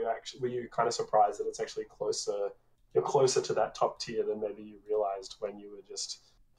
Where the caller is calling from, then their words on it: Sydney, New South Wales, Australia; From Sydney, Australia.